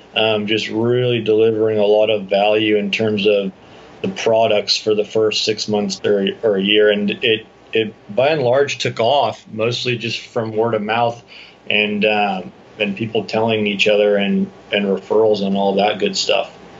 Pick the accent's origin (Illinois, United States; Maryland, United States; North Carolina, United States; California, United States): California, United States; San Clemente; moved away as an adult; also born or lived in Dana Point; now in San Diego, United States; I grew up in San Clemente, Dana Point